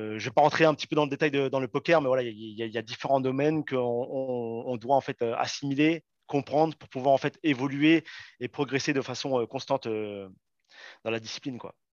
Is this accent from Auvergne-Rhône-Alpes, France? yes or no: yes; Saint-Étienne, Auvergne-Rhône-Alpes, France; moved away; also born or lived in Paris region; je suis né à Saint-Etienne